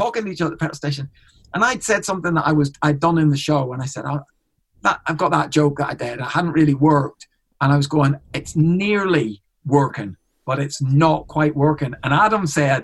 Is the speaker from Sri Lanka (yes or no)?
no; Ireland; I'm an Irishman in Canada. I'm an Irish on tour in Australia